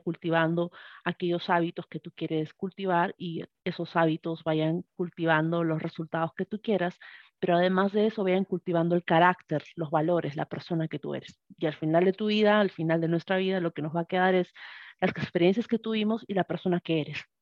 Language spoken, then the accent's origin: Spanish; Arequipa, Peru; moved away as an adult; now in Tacna, Peru; soy de Arequipa, Perú. Actualmente vivo en, un cerrito en, la región de Tacna